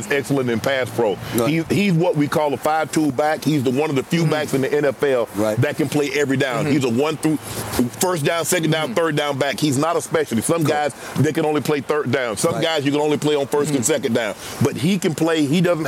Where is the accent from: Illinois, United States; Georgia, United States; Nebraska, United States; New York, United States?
Georgia, United States; I'm from Georgia